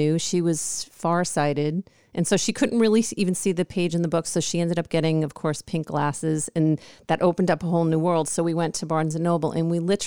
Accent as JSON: {"language": "English", "region": "New York", "country": "United States", "moved": "yes", "lives_now": "California, United States", "said": "I'm from New York"}